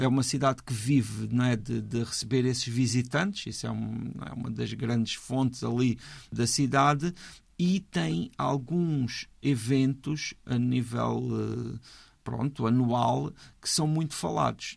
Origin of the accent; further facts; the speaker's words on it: Portugal; para nós, que somos portugueses